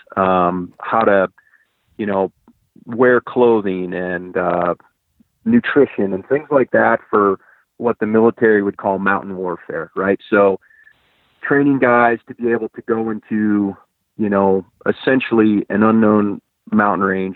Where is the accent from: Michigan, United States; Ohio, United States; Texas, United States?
Ohio, United States; I grew up in Ohio